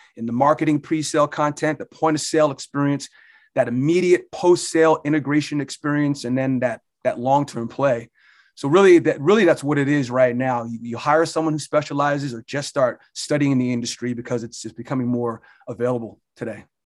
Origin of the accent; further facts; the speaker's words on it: Barnegat, New Jersey, United States; moved away as an adult; now in Pennsylvania, United States; I grew up in Barnegat, New Jersey. I'm a Jersey Shore guy